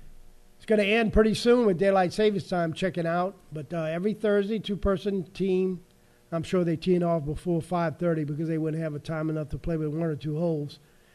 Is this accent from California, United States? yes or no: no; Indes Street, Louisiana, United States; Growing up on Indes Street